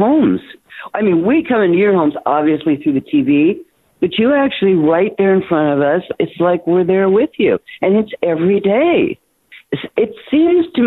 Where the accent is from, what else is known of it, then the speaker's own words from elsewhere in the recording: Toronto, Ontario, Canada; moved away; I was raised in Toronto